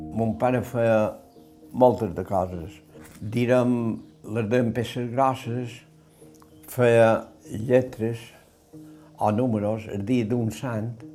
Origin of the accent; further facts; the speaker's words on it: Sa Pobla, Balearic Islands, Spain; Jo vaig néixer l'any 1939, eh, vaig néixer a la Pobla